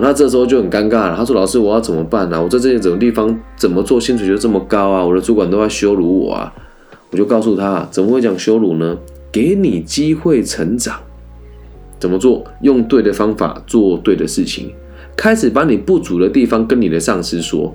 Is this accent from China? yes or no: no; Changhua County, Taiwan; 我也是彰化县民，我热爱我的家乡